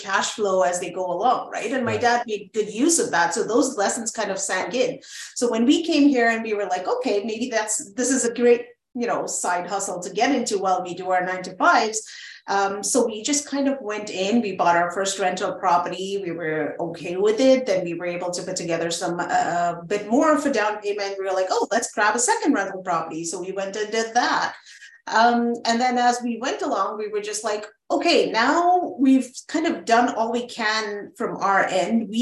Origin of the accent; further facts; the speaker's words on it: Oman; also born or lived in Montreal, Canada / Iran / India; now in Canada; we grew up in Oman, the Sultanate of Oman